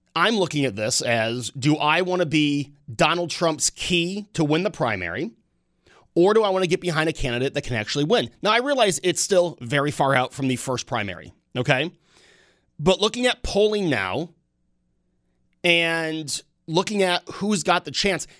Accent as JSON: {"language": "English", "region": "New York", "country": "United States", "tie": "born or raised there", "said": "growing up in New York State as a conservative-minded person"}